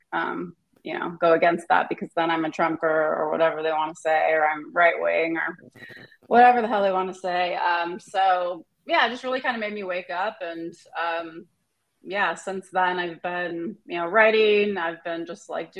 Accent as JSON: {"language": "English", "region": "Southern California", "country": "United States", "also_born_or_lived": "Santa Cruz, California", "moved": "yes", "lives_now": "Portland, United States", "said": "I'm from Southern California originally"}